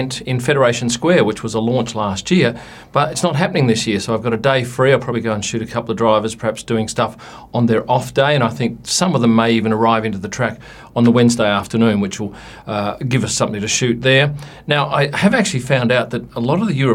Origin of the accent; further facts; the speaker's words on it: Adelaide, South Australia, Australia; where I grew up in Adelaide